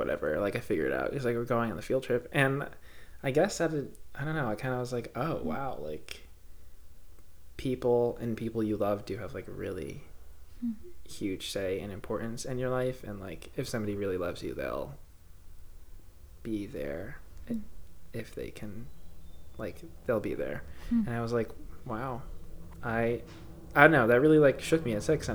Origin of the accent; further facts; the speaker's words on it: New Jersey, United States; I'm from North Jersey, so Brooklyn Aquarium's like 45 minutes away